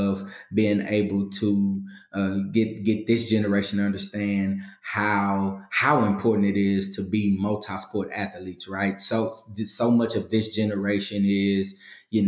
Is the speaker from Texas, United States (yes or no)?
yes; Galveston, Texas, United States; also born or lived in Missouri City, Texas; I'm from Galveston, Texas, born and raised. I moved to the greater Houston area, Missouri City, Texas. I was about 14 years old